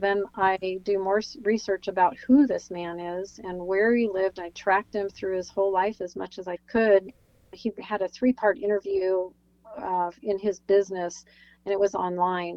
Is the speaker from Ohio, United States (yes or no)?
no; New Jersey, United States; also born or lived in California; We moved to New Jersey. We lived in a tiny little town.